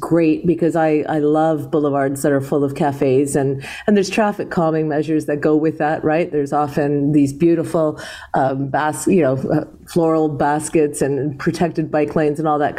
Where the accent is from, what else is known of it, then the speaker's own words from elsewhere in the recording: Toronto, Ontario, Canada; I was born in Toronto